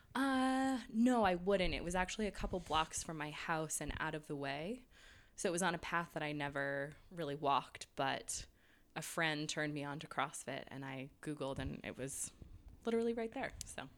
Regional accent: New York, United States; moved away; also born or lived in England / California / Boston; I grew up in New York

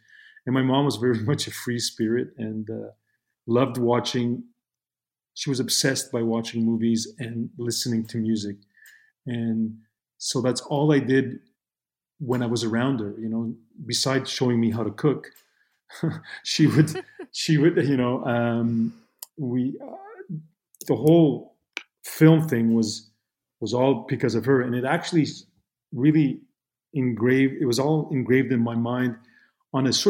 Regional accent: Montreal, Quebec, Canada; first language Italian; English is a second language; I was born and raised in Montreal

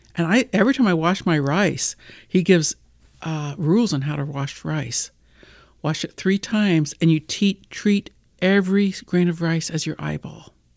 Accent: United States; I'm a female from the United States

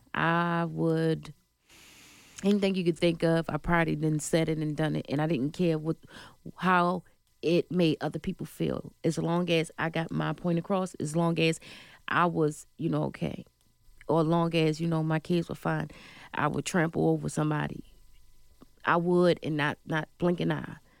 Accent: Baltimore, Maryland, United States; I was born in Baltimore, Maryland

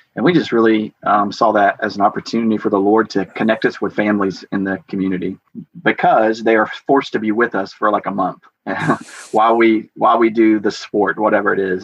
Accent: Georgia, United States; moved away as an adult; now in Ogden, United States; I grew up in Georgia

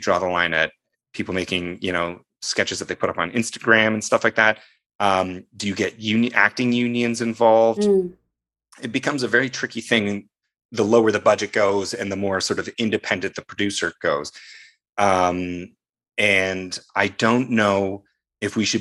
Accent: Canada

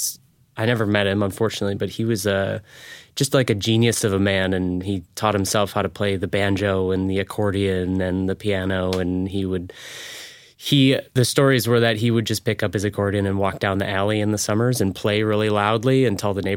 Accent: St. Paul, Minnesota, United States; also born or lived in Seattle, Washington; now in San Diego, United States; I was born and raised in St. Paul, Minnesota, right in the capital.

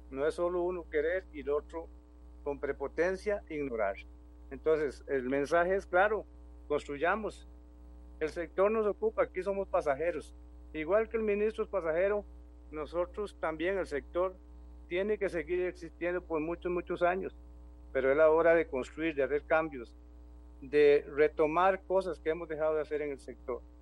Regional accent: Pérez Zeledón, San José, Costa Rica; Aquí, yo soy de Pérez Heredón, nuestra organización es de Pérez Heredón

